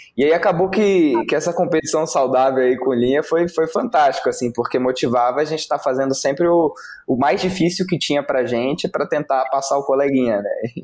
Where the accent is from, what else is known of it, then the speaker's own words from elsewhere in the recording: Brasília, Federal District, Brazil; eu sou de Brasília